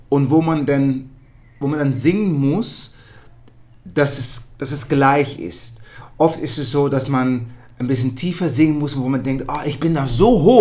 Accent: Netherlands; born there; ich bin in Holland geboren

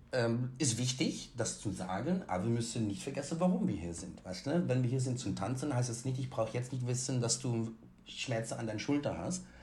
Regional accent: Netherlands; moved away; Ich bin ja in Holland aufgewachsen.

